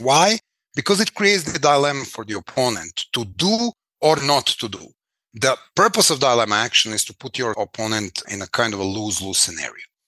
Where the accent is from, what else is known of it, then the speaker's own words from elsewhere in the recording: Belgrade, Serbia; I was born in Belgrade, 1973